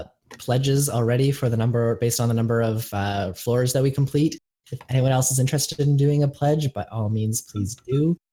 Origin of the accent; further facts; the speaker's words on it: Canada; I'm Canadian.